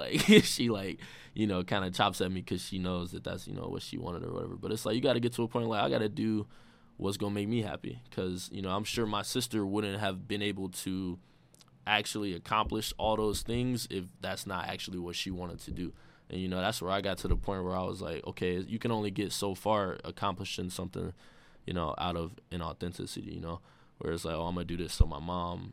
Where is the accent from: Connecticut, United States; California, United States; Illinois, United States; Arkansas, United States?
Illinois, United States; Chicago; I'm from the South Side.